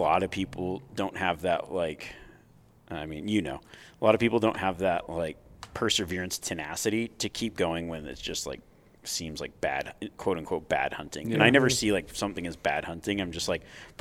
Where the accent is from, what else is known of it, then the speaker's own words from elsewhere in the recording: Nevada, United States; growing up in Nevada